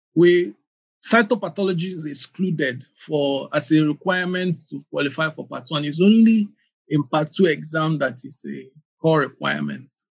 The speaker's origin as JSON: {"language": "English", "town": "Aba", "region": "Abia", "country": "Nigeria", "tie": "born or raised there", "also_born_or_lived": "Anambra State", "said": "I was born in Aba. It's a commercial city in Abia State, one of the eastern states in Nigeria"}